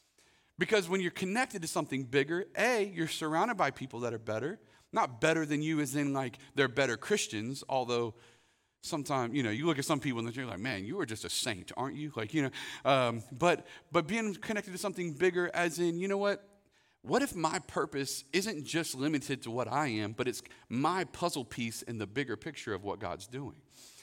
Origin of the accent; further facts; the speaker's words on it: Winter Haven, Florida, United States; I grew up in Winter Haven, Florida.